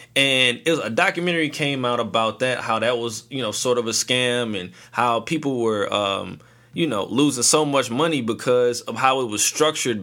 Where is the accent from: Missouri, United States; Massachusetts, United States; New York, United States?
Missouri, United States; St. Louis; I am from St. Louis